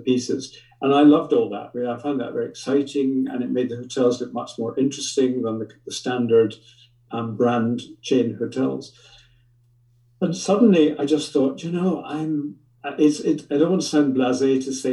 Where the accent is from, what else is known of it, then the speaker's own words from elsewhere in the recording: Scotland, United Kingdom; moved away; I grew up in Scotland and I love Scotland